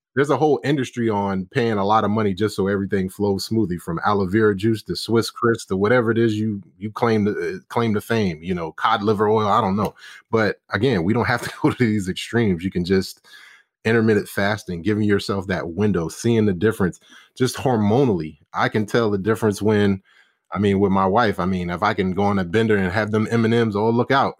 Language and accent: English; Charleston, South Carolina, United States; moved away as an adult; now in Dallas, United States; growing up in Charleston for me, which I was born and bred